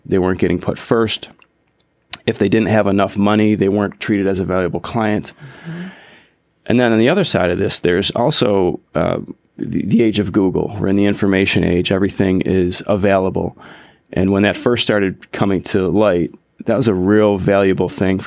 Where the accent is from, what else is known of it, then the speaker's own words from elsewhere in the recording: Buffalo, New York, United States; also born or lived in Colorado Springs, Colorado / Huntersville, North Carolina / Cornelius, North Carolina; now in Lake Norman area, United States; We're both from Buffalo, New York originally.